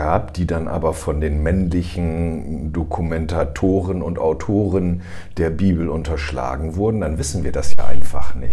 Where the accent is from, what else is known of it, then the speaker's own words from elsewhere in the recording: Germany; bei uns in Deutschland